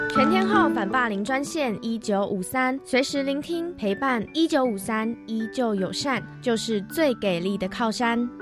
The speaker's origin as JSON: {"language": "Chinese", "country": "Taiwan", "tie": "born or raised there", "said": "毕竟我们就是一起在台湾长大嘛"}